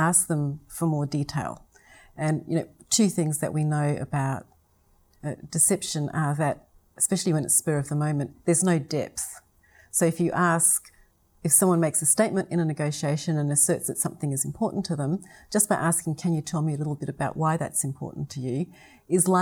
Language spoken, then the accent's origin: English; South Australia, Australia; my voice does rise when I talk because I come from South Australia.